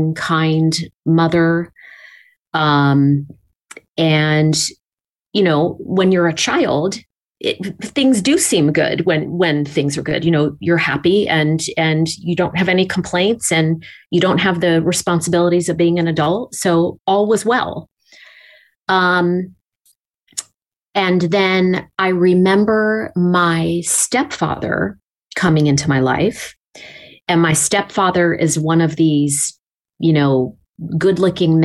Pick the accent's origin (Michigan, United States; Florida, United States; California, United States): California, United States; Los Angeles; also born or lived in Pasadena / San Marino; That's where I was born and raised. I'm a Los Angeles native, and I've been here for 48 wonderful years